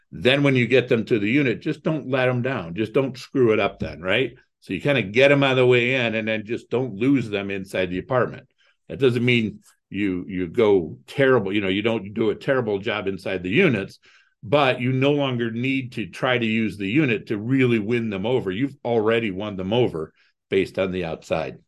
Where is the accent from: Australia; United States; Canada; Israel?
United States; Toledo, Ohio; also born or lived in Cleveland, Ohio; I grew up in Toledo, Ohio.